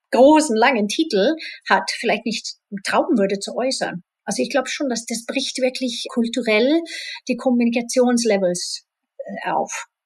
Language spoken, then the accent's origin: German; Spain; ich bin in Spanien halb aufgewachsen und da ist es mittlerweile auch komplett aufgebrochen